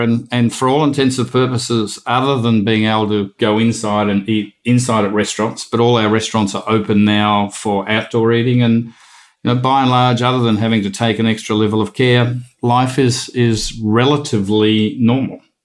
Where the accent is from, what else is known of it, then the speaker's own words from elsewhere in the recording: Melbourne, Victoria, Australia; growing up in Melbourne and a member at Victoria Golf Club